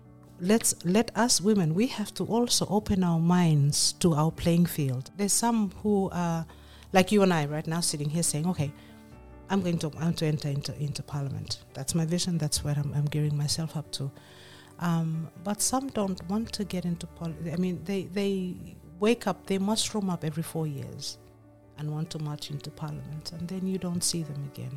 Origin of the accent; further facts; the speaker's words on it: West Ambae, Penama, Vanuatu; I am a Vanuatu, but I'm from Ambai. I am from West Ambai